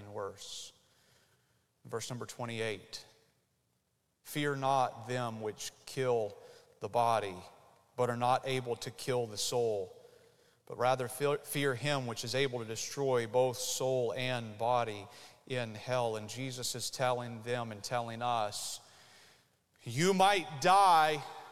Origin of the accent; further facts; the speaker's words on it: United States; you and I as Americans